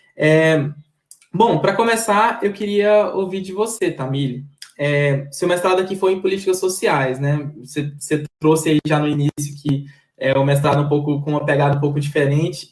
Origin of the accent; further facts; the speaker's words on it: Maranhão, Brazil; eu sou maranhense